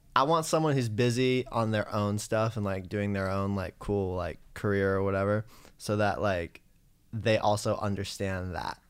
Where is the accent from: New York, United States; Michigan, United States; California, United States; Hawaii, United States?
California, United States; San Francisco; now in Los Angeles, United States; I grew up in San Francisco, and I started writing songs in high school